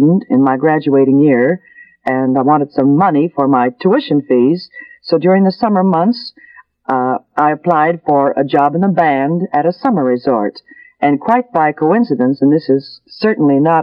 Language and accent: English; Winnipeg, Manitoba, Canada; moved away; also born or lived in Toronto; I was born in Winnipeg, Manitoba. That's the middle west of Canada.